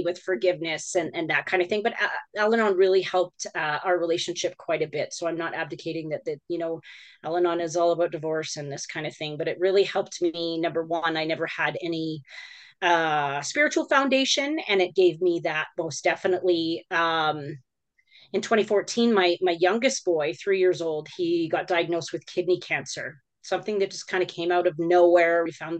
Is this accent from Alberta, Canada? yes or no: yes; Alberta, Canada; born there; I was born in Alberta.